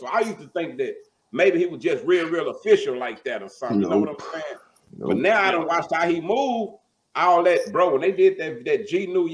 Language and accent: English; Dallas, Texas, United States; I'm from Dallas